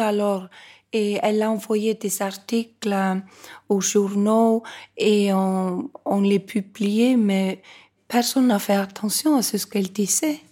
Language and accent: French; Reykjavik, Capital Region, Iceland; Quand je suis née, moi, à Reykjavik